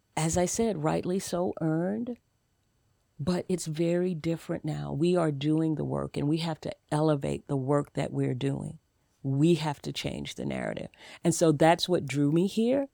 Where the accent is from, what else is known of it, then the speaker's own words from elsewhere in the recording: the South, United States; I'm from the South. I was raised in a single family home.